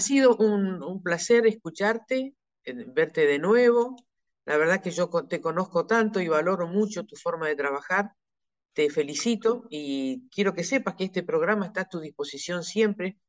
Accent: Neuquén, Argentina; yo soy de Neuquén

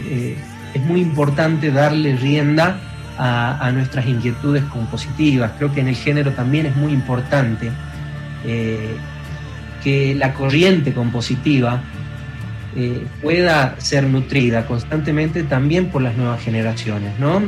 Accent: Salta, Argentina; somos cuatro pibes de Salta

